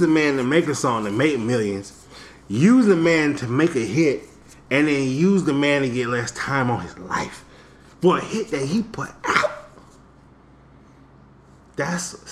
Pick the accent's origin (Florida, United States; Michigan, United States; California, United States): Florida, United States; I'm from Florida